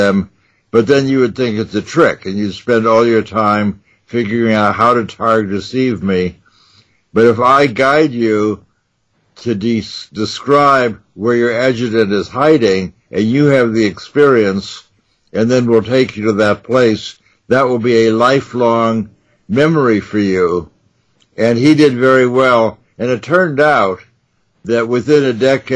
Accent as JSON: {"language": "English", "region": "New York", "country": "United States", "tie": "born or raised there", "said": "I grew up in New York, so I could go to the magic stores on 42nd Street"}